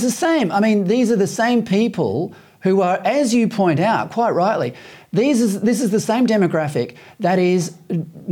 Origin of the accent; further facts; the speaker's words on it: Western Australia, Australia; I'm the son of a builder, and I come from Western Australia